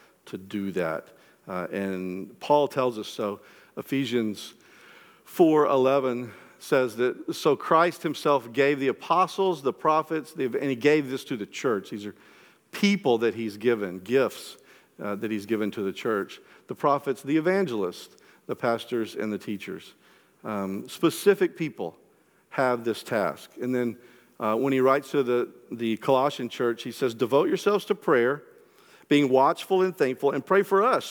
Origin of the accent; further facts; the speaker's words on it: the Bible Belt, United States; growing up in the Bible Belt